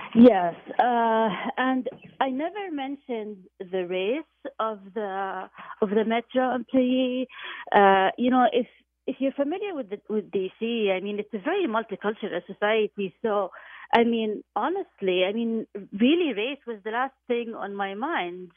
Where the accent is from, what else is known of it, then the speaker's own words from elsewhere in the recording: Jordan; moved away; my hometown of, of Jordan